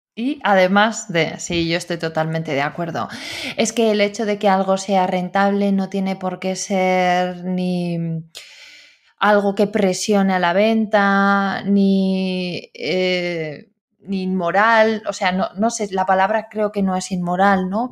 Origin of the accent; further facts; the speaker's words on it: La Rioja, Spain; yo soy de Rioja